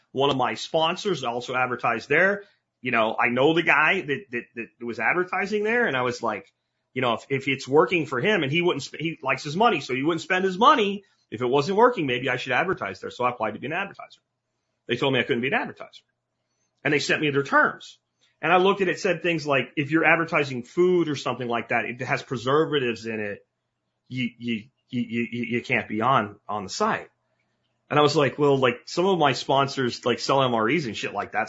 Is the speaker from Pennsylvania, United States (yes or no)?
yes; Pennsylvania, United States; moved away; as a kid growing up in Pennsylvania